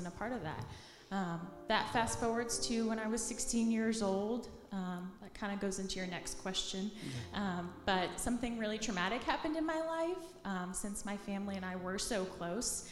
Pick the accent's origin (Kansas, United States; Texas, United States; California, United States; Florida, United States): Florida, United States; Palm City; also born or lived in Coral Springs, Florida; now in Tallahassee, United States; moved to a small town called Palm City. That's on the east coast of Florida